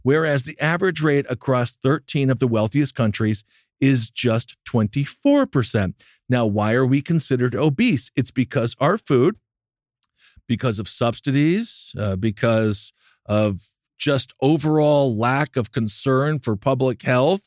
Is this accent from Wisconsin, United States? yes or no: yes; Wisconsin, United States; I'm from Wisconsin